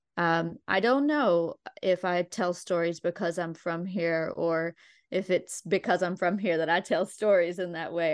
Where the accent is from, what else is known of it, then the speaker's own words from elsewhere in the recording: Logan, West Virginia, United States; also born or lived in Abingdon, Virginia / Charleston, West Virginia / Nicholas County, West Virginia; I was born in Abingdon, Virginia, and grew up in, um, m, mostly Logan and near Charleston, West Virginia